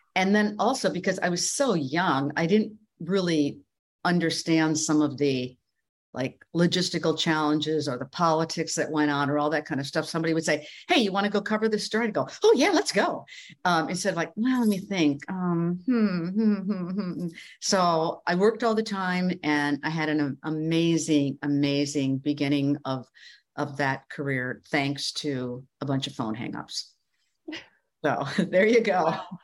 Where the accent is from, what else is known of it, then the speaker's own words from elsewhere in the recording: Midwest, United States; moved away as an adult; also born or lived in Iowa / New York City; I grew up in the Midwest